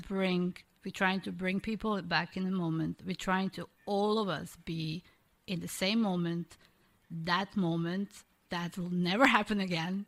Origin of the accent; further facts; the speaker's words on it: Croatia; moved away; originally, obviously, I'm from Croatia